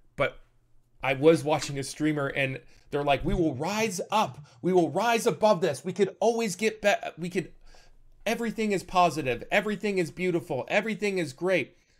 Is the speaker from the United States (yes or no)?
no; Canada; I'm from Canada